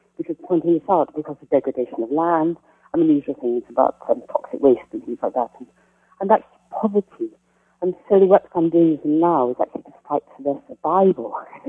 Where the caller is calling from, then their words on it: Oxford, South East England, United Kingdom; I'm calling from Oxford, England.